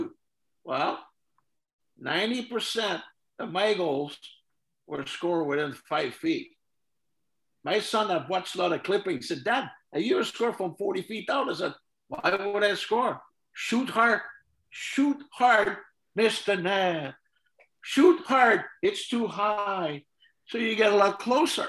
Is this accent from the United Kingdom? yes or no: no; Joinville, Quebec, Canada; moved away; back in my hometown in Joinville